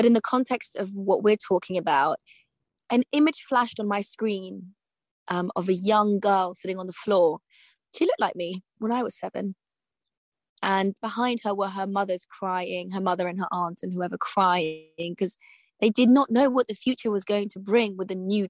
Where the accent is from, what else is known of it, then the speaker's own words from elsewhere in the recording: United Kingdom; So I kind of feel, as a British Afghan person, like I'm at war with myself.